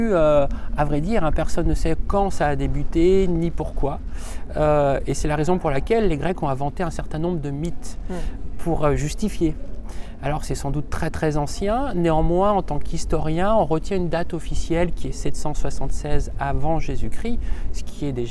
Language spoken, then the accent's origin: French; Haute-Savoie, Auvergne-Rhône-Alpes, France; now in Lyon, France; Et je viens de Haute-Savoie, donc c'était le département voisin.